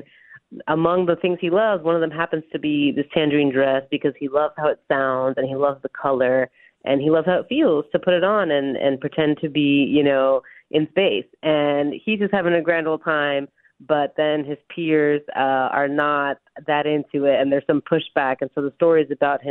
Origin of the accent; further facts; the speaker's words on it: New York, United States; I was born in New York, but my parents are from Dominican Republic